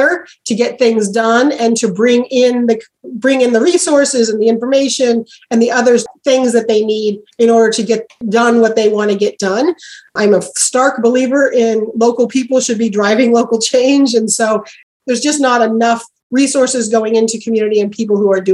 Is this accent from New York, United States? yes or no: no; Oregon, United States; I'm from Oregon.